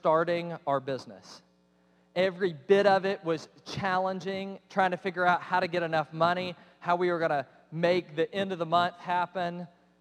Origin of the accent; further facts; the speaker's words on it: Cobb County, Georgia, United States; I grew up in Cobb County, Georgia.